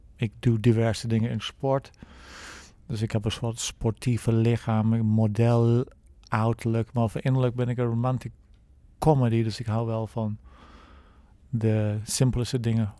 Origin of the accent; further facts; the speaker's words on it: England, United Kingdom; Dutch is a second language; moved away as an adult; now in Netherlands; ik ben 57, eh, ik kom uit Engeland. Ik woon al middels al 29 jaar in Nederland.